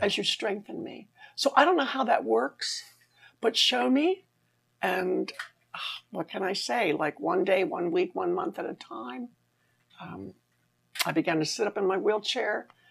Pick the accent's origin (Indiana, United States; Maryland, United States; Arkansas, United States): Maryland, United States; I was 17, growing up on the East Coast in Maryland